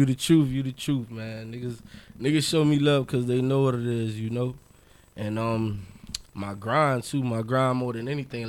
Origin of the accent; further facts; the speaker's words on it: Miami, Florida, United States; also born or lived in Allapattah, Miami / Lake Worth, Florida / Coconut Grove, Miami; I was born in Miami. I done lived everywhere from Miami to Palm Beach County